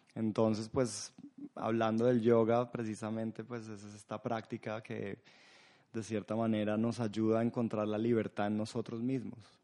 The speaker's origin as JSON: {"language": "Spanish", "country": "Colombia", "said": "siendo colombiano"}